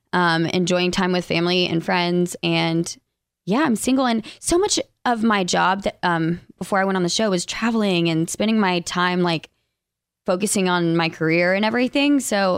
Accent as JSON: {"language": "English", "region": "Alabama", "country": "United States", "accent": "less Southern accent", "said": "Both of us were from Alabama. I'm the one with the like less Southern accent, but sometimes it pops in there."}